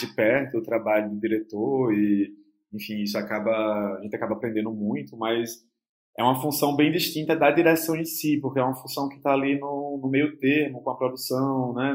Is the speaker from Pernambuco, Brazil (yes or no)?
yes; Olinda, Pernambuco, Brazil; é o bairro onde eu cresci também. É, eu passei a minha infância, adolescência toda ali nessa periferia de Olinda